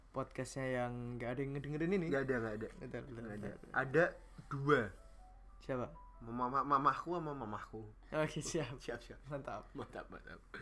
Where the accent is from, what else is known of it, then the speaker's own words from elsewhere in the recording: Surabaya, East Java, Indonesia; now in Melbourne, Australia; Aku dari Surabaya.